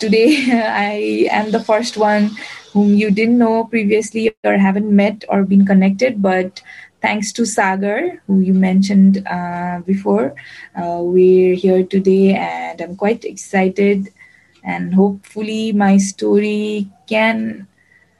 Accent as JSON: {"language": "English", "town": "Kathmandu", "region": "Bagmati", "country": "Nepal", "said": "I'm from Kathmandu, Nepal."}